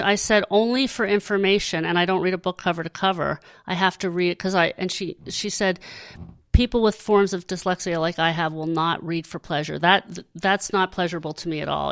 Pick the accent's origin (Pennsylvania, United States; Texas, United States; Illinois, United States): Pennsylvania, United States; Hershey; I grew up in Hershey